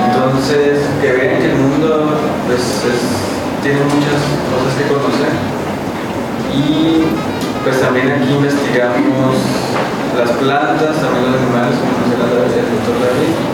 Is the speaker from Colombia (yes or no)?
yes; Colombia; moved away as an adult; also born or lived in Saltillo, Mexico / Brazil; now in Mexico; Yo soy colombiano, de hecho, me formé en la Universidad Nacional de Colombia